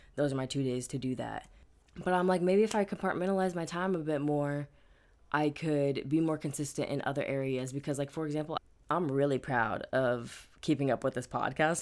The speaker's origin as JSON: {"language": "English", "region": "Midwest", "country": "United States", "tie": "born or raised there", "moved": "yes", "lives_now": "California, United States", "said": "growing up in the Midwest"}